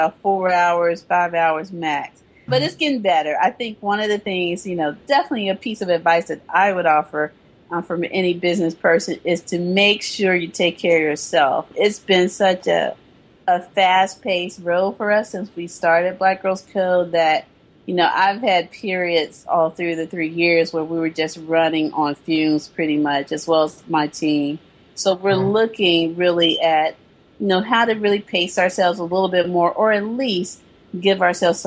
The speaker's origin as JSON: {"language": "English", "region": "the South", "country": "United States", "tie": "born or raised there", "also_born_or_lived": "East Coast / San Francisco Bay Area", "moved": "yes", "lives_now": "San Francisco, United States", "said": "I'm from the South, so I still consider myself a Southern girl. You know, Southern born, true and true."}